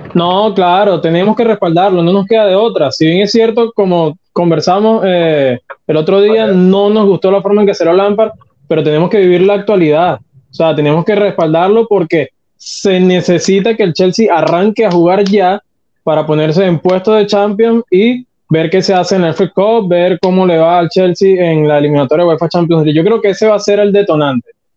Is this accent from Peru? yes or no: no; Venezuela; now in Chile; yo estoy en Chile, soy venezolano, viviendo acá en Chile